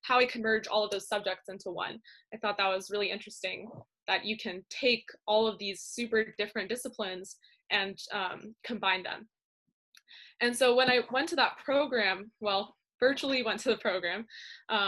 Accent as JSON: {"language": "English", "town": "San Jose", "region": "California", "country": "United States", "said": "I'm from San Jose, California, and I'm currently a senior in Lee High School"}